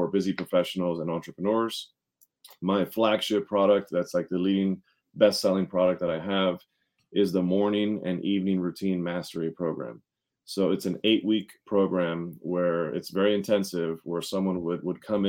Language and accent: English; Montgomery County, Maryland, United States; also born or lived in Washington, D.C.; I was born in Washington, D.C., but I was raised in Montgomery County, Maryland